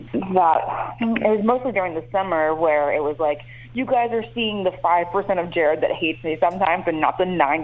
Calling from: Bahamas; I'm actually in the Bahamas right now.

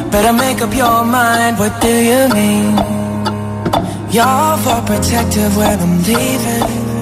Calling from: Girona, Catalonia, Spain; de Gerona.

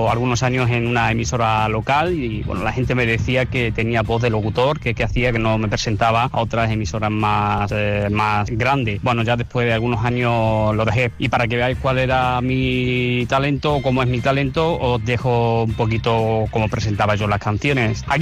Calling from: Barcelona, Catalonia, Spain; de Barcelona.

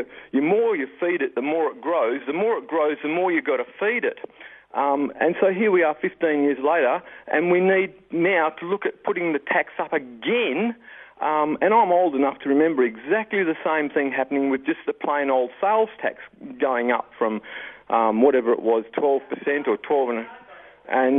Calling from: Western Australia, Australia; I'm down south, mate, in West Australia.

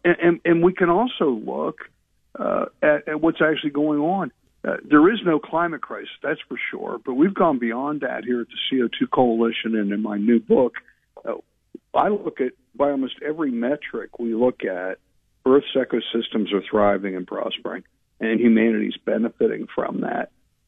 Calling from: Arlington, Virginia, United States; I'm calling you from Arlington, Virginia today.

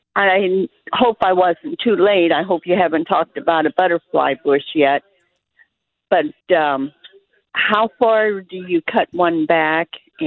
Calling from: Freeburg, Illinois, United States; Hi, I'm from Freeburg.

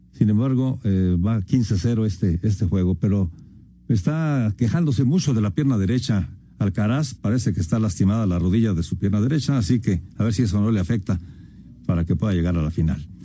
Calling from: Mexico City, Mexico; de la Anzures en la Ciudad de México

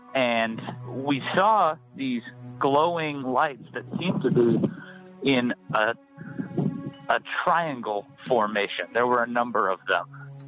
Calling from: Phoenix, Arizona, United States; I'm calling from Phoenix, Arizona.

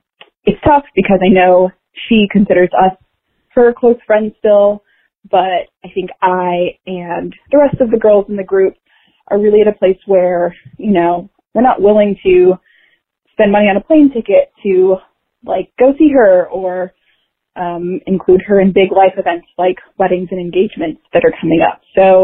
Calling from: San Francisco, California, United States; I'm calling from San Francisco.

